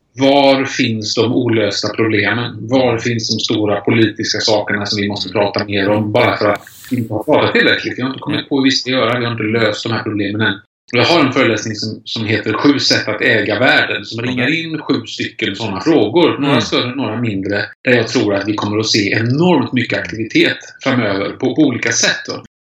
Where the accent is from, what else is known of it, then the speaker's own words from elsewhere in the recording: Kungsbacka, Halland County, Sweden; Började på lokaltidningen hemma i Kungsbacka på västkusten när jag växte upp